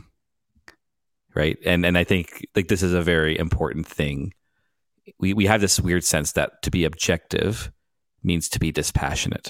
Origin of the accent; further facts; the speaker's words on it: Vancouver, British Columbia, Canada; I'm from Vancouver